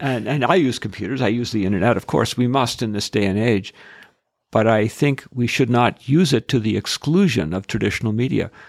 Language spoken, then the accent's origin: English; Edmonton, Alberta, Canada; I'm from Edmonton